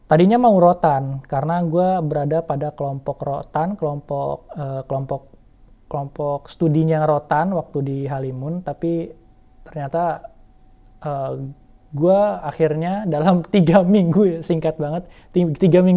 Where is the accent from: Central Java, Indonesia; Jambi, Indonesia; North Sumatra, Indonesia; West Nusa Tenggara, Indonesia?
Jambi, Indonesia; pertama kali melihat di Taman Nasional Kerinci Seblat, uh, eh, yang mana juga merupakan kampung gue sendiri